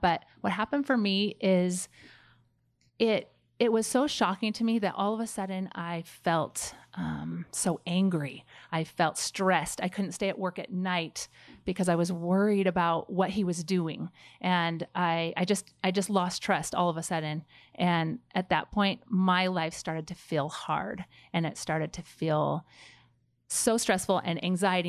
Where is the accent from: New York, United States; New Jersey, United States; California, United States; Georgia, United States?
California, United States; Pleasanton; moved away as an adult; also born or lived in Rexburg, Idaho; I grew up in Pleasanton, which is the Bay Area of California